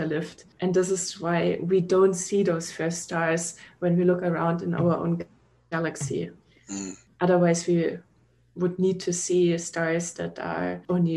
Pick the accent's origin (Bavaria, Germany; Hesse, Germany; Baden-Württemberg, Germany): Bavaria, Germany; Munich; moved away as an adult; now in Austin, United States; I'm from Munich. Munich, Bavaria.